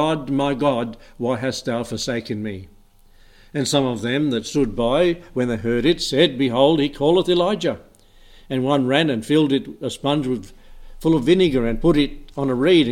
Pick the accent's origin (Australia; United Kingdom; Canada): Australia; Emerald; now in Albury, Australia; I was raised in Emerald, lots of trees, lots of power lines, lots of outages